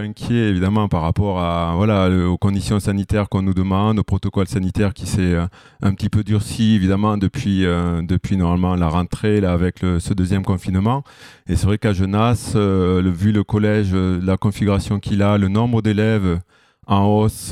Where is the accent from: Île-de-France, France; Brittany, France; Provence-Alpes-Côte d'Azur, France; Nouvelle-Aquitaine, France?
Nouvelle-Aquitaine, France; Villeneuve-sur-Lot; moved away as an adult; also born or lived in Toulouse / Bordeaux; now in Lyon, France; je viens du sud-ouest, du Lot-et-Garonne, n'est-ce pas Donc euh, à Villeneuve-sur-Lot